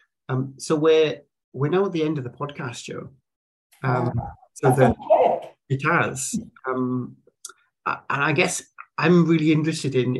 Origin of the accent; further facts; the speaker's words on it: South Wales Valleys, United Kingdom; I grew up in the South Wales Valleys, very kind of, very much a white upbringing